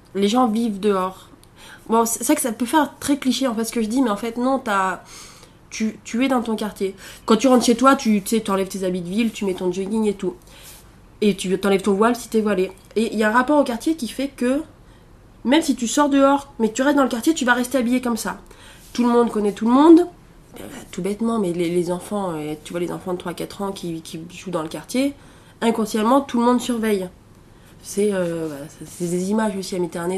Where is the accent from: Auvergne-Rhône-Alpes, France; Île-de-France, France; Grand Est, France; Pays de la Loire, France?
Auvergne-Rhône-Alpes, France; Allier; moved away as an adult; also born or lived in Alexandria, Egypt; je serais bourbonnaise, parce que je viens de l'Allier et que, bon, euh, c'est j'ai quand même un rapport. Hein, j'ai passé quasiment 20 ans de ma vie là-bas